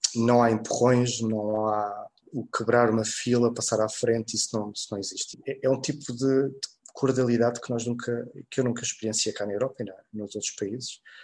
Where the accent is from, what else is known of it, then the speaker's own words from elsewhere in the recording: Portugal; Nós crescemos cá em Portugal